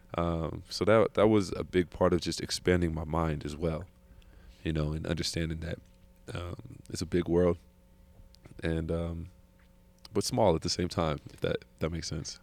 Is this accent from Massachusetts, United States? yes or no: no; California, United States; I'm from California